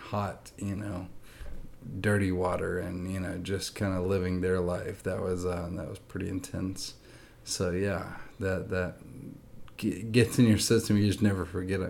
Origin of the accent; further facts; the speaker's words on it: Nashville, Tennessee, United States; I grew up in Nashville, Tennessee. I'm actually from Nashville